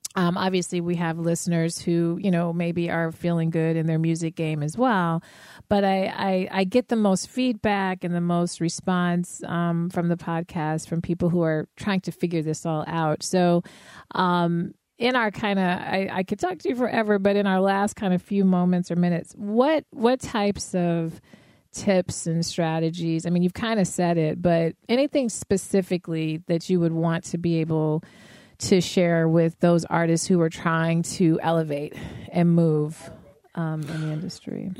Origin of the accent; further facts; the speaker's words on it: Denver, Colorado, United States; I was raised in Denver